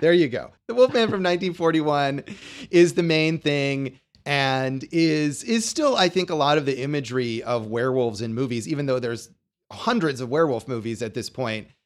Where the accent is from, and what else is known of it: Las Vegas, Nevada, United States; born or raised there